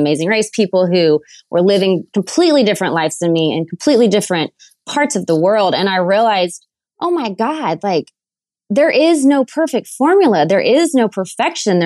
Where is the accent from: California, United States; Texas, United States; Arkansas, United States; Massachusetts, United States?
Texas, United States; Waco; moved away; I was from Waco, Texas. I grew up in a great family and it was a smaller town then